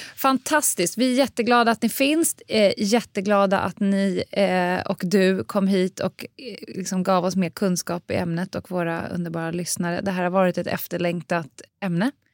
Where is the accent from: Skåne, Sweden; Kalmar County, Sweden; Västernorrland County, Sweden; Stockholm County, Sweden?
Stockholm County, Sweden; Stockholm; jag är också uppväxt på Södermalm